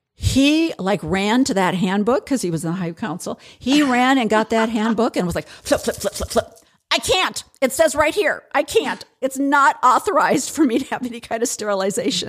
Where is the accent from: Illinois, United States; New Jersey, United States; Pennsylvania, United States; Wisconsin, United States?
Illinois, United States; growing up in Illinois